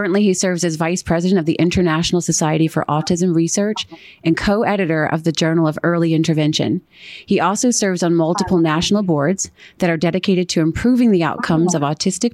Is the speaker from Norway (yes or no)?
no; Pennsylvania, United States; my home state of Pennsylvania